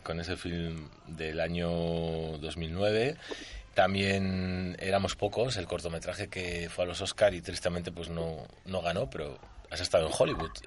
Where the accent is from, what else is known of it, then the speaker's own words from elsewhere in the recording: Basque Country, Spain; como vasco que soy